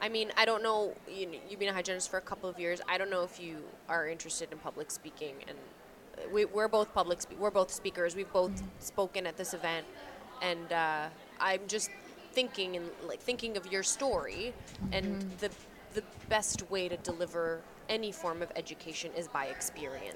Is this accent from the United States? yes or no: no; Canada; accent: Canadian; my Canadian accent